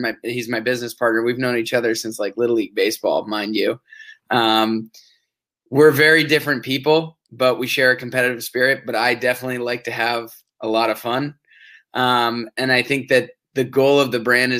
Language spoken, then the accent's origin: English; Portola Valley, California, United States; we're both from the Bay Area. Portola Valley, to be exact, right just south of San Francisco, 45 minutes.